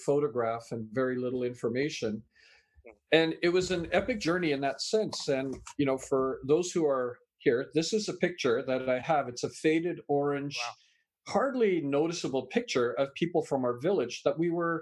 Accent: Canada; also born or lived in England; I was born in England, raised in Canada

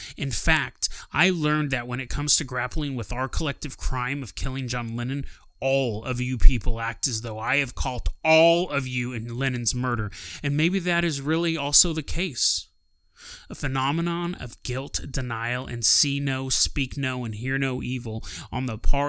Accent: Healdsburg, California, United States; also born or lived in Helena, Montana; I was born in Helena, Montana, March 1st, 1954, and I was raised in Northern California in a small town called Healdsburg

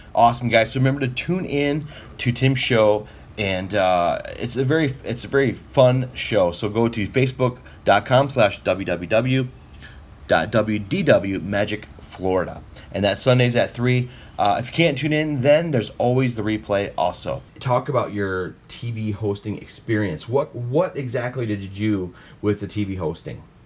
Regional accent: Midwest, United States; we're from the Midwest

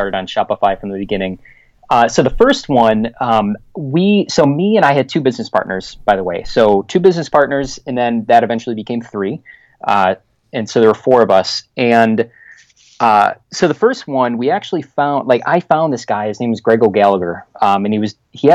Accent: Chicago, Illinois, United States; moved away as an adult; now in Winter Garden, Florida, United States; I'm born and raised in Chicago

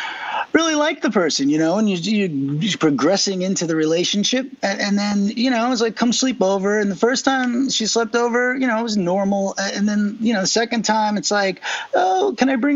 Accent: East Coast, United States; I grew up on the East Coast

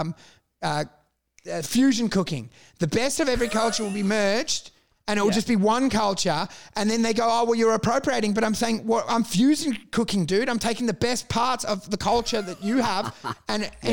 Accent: Australia; I'm Australian

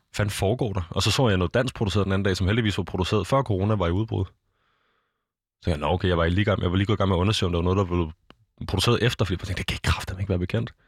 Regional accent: Denmark; Vi er danskere

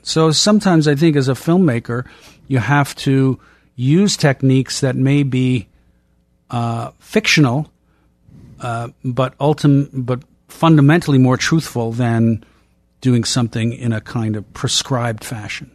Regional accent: Boston, Massachusetts, United States; I'm from Boston

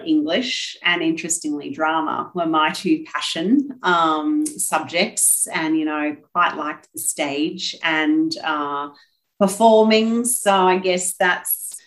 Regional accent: Gold Coast, Queensland, Australia; accent: Aussie; now in Brisbane, Australia; as you can hear from the accent, born and bred Aussie, I had the privilege of being born and bred on the Gold Coast and am now living in Brisbane

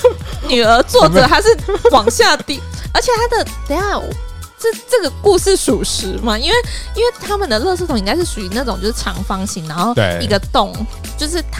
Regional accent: Taiwan; 我们是 come from Taiwan 嘛，

